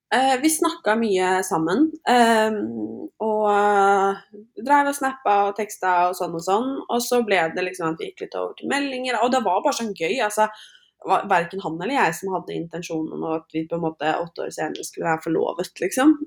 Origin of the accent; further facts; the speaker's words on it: Norway; now in United States; så flytta vi jo inn i ny leilighet hjemme i Norge